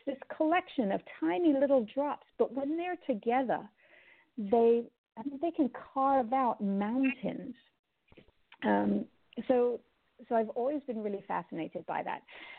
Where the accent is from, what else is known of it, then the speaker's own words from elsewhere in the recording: Jamaica; also born or lived in Cayman Islands; But growing up in the Caribbean, both in Jamaica and in Cayman, I've always loved the ocean.